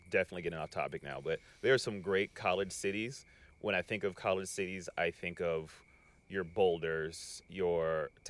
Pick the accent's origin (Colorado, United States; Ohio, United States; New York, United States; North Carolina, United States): Colorado, United States; also born or lived in California; I am from Colorado. I was born in California. Yeah. I lived in Colorado majority of my life.